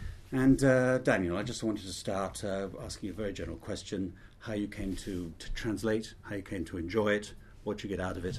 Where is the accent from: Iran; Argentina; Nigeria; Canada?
Argentina; Buenos Aires; born there; I was born in Buenos Aires as well